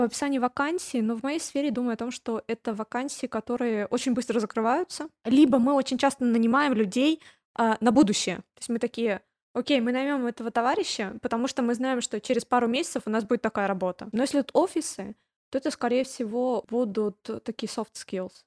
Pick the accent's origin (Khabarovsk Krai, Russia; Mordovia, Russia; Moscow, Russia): Khabarovsk Krai, Russia; Khabarovsk; moved away as an adult; also born or lived in Voronezh; now in Barcelona, Spain; я же из Хабаровска